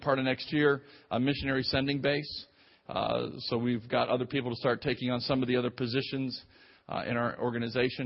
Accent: Clearwater, Florida, United States; also born or lived in Nigeria / Tampa Bay, Florida; we went together in high school together and over in Clearwater, Florida

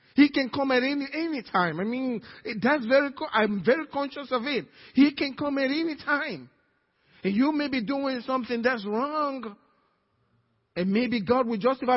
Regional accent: Nigeria; now in Cypress, United States; I'm Nigerian, American Nigerian

